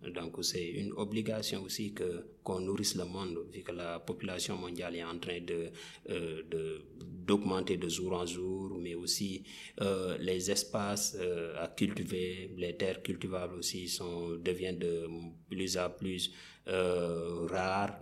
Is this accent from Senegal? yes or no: yes; Kaffrine, Senegal; je suis africain né au Sénégal, particulièrement dans la région de Kafrine